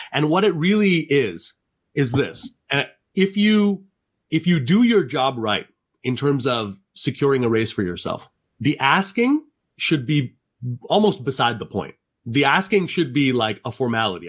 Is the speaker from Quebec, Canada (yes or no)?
yes; Montreal, Quebec, Canada; now in upstate New York, United States; I grew up in Montreal.